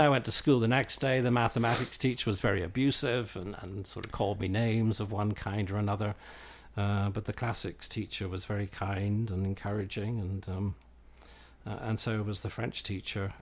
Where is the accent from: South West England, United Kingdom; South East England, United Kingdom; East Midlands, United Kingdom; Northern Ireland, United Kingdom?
Northern Ireland, United Kingdom; Belfast; moved away as an adult; also born or lived in London; now in Lubbock, United States; I grew up in, in the U K, um, sort of between London and Belfast. My, uh, mother was English, my father was Irish. And, um, we migrated back and forth quite a bit in my early childhood, uh, And then I went to, uh, secondary school and, and university in Belfast